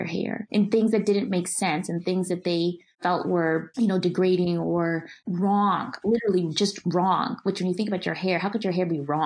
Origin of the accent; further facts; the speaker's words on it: Milwaukee, Wisconsin, United States; growing up in Milwaukee